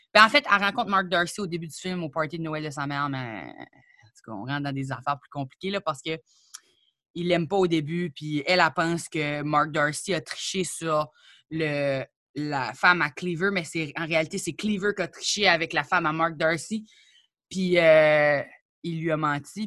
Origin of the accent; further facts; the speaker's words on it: New Brunswick, Canada; moved away as an adult; now in Quebec, Canada; je suis arrivée au Québec puis je venais du Nouveau-Brunswick